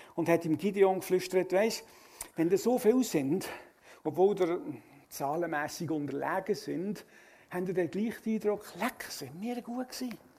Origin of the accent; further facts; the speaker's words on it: Switzerland; Als Schweizer